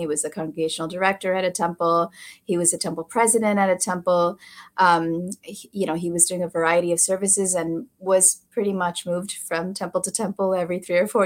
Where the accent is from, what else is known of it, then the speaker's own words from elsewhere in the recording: Chicago, Illinois, United States; also born or lived in California; now in Texas, United States; I was born in Chicago in the late 70s